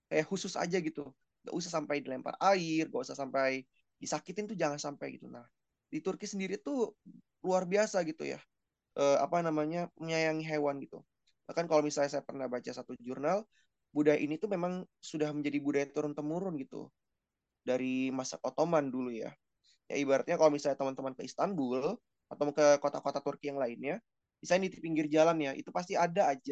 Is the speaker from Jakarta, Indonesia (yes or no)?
yes; South Jakarta, Jakarta, Indonesia; Ya saya sebagai orang Jakarta Selatan ya yang dulu sering makan di warteg